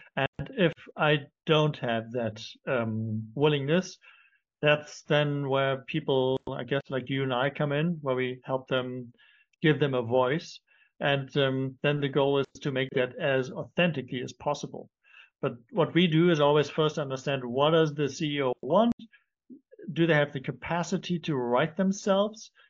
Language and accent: English; Germany; also born or lived in London; now in Cape Town, South Africa; I'm not French. I'm originally from Germany. Uh, we lived in, in London. That's where we met now. I'm in Cape Town